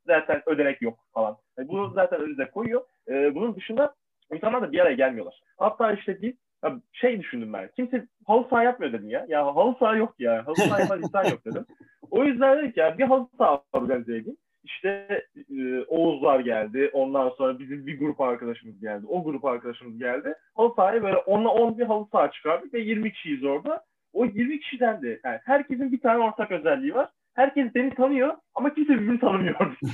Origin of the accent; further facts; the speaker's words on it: İzmir, Turkey; moved away as an adult; also born or lived in Istanbul; Ben de e, İzmir'denim